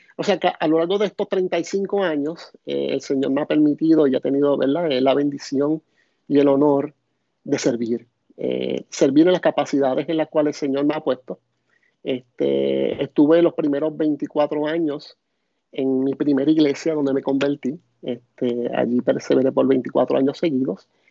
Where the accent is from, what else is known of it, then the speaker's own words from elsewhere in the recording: Puerto Rico; soy de, de Puerto Rico